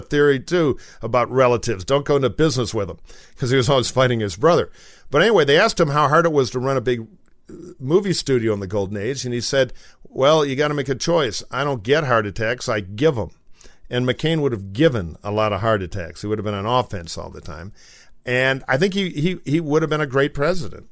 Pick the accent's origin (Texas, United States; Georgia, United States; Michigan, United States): Michigan, United States; Detroit; now in Los Angeles, United States; in Michigan where I grew up around Detroit